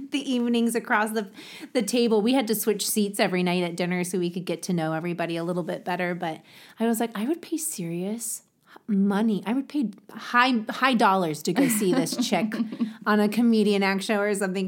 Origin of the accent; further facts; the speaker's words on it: Ohio, United States; accent: Ohio; my Ohio accent